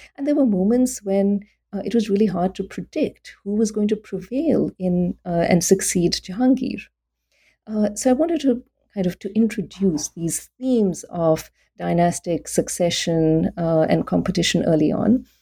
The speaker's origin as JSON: {"language": "English", "country": "India", "tie": "born or raised there", "also_born_or_lived": "Delhi", "said": "I became interested in Islam in South Asia when I was growing up in India"}